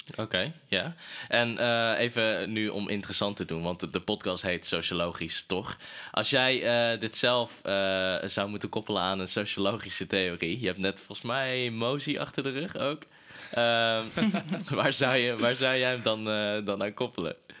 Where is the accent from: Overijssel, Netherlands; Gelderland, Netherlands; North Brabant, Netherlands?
North Brabant, Netherlands; Breda; moved away; ik kom oorspronkelijk uit Breda